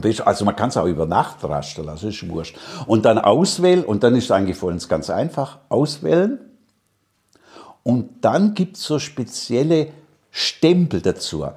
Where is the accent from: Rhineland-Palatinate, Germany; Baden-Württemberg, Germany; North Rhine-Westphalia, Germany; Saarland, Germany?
Baden-Württemberg, Germany; Stuttgart; accent: Swabian; moved away as an adult; now in Salzburg, Austria; In Stuttgart, da bin ich geboren, da waren wir praktisch, ja, wie soll man denn sagen, da waren wir die Köche von der Haute Volée.